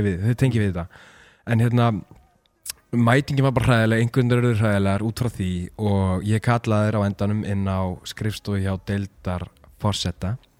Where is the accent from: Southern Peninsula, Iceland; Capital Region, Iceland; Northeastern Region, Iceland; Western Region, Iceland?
Capital Region, Iceland; Mosfellsbær; Ég er úr Mosó